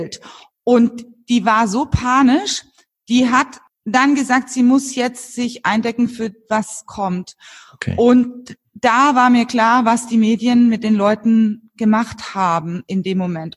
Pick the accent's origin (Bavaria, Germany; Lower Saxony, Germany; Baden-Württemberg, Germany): Bavaria, Germany; Franconia; moved away as an adult; also born or lived in Munich; jetzt bin ich tatsächlich seit zehn Jahren wieder hier in Franken mhm. zurück in meiner Heimat, da wo ich herkomme